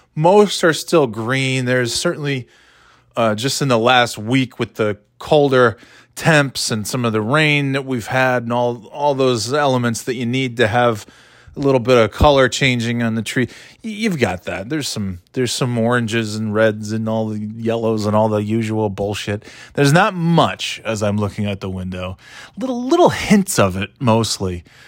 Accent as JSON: {"language": "English", "region": "New York", "country": "United States", "tie": "born or raised there", "moved": "yes", "lives_now": "Nashua, United States", "said": "where I grew up in New York is nowhere near any, uh, ocean"}